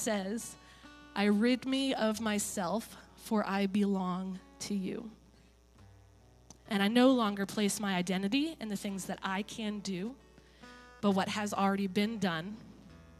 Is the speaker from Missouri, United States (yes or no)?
no; Maine, United States; I grew up in Maine.